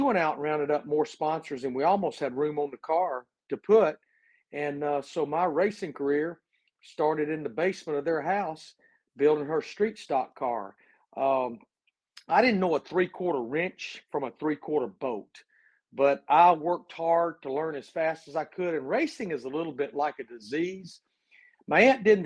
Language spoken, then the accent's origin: English; Birmingham, Alabama, United States; I was born and raised in Birmingham, Alabama